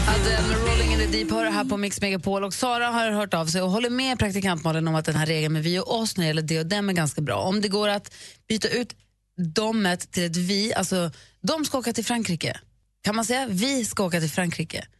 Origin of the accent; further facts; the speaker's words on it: Luleå, Norrbotten County, Sweden; moved away; jag är ju uppvuxen i Luleå och där mm. säger man ju vars.